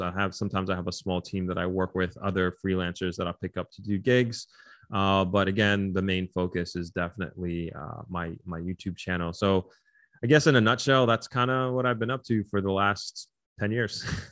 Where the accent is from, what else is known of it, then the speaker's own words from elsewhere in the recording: New York, United States; moved away as an adult; now in Negril, Jamaica; I was originally born and raised in New York